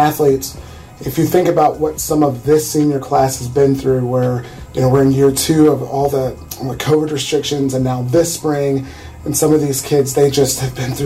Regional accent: central Illinois, United States; I grew up here.

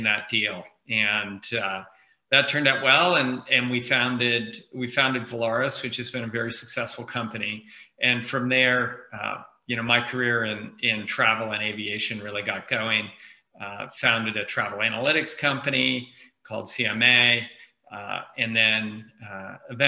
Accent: Bay Area, California, United States; I grew up in the Bay Area and hung around the People's Computer Center in Palo Alto when I was a kid

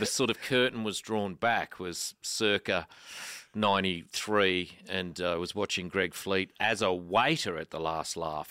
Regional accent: Canberra, Australian Capital Territory, Australia; now in Melbourne, Australia; I grew up in Canberra

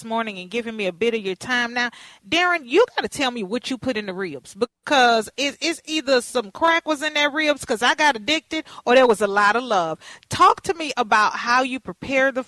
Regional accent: Texas, United States; now in Twin Cities, United States; I'm from Texas

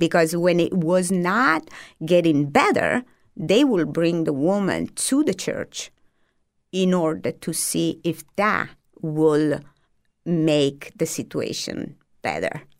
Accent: Apulia, Italy; first language Italian; English is a second language; moved away as an adult; also born or lived in Lake Como, Italy; now in United States; I moved from Lake Como to South Italy

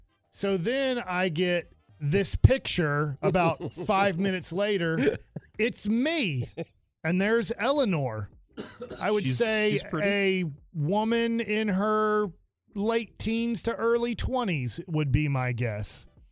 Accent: Dallas, Texas, United States; I said I'm a guy from Dallas, Texas.

